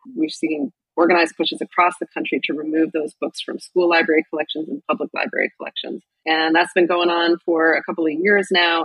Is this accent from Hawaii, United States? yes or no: no; Boise, Idaho, United States; I grew up in Idaho, in Boise